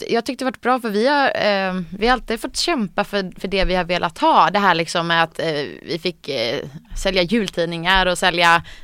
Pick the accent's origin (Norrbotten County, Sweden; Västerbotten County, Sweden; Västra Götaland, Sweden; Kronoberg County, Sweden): Västra Götaland, Sweden; Gothenburg; now in Stockholm, Sweden; Jag har ju bott i Stockholm nu sedan 2011. Så det börjar bli några år. Men jag är född och uppvuxen i Göteborg, eh, i Långedrag som eh, den delen heter.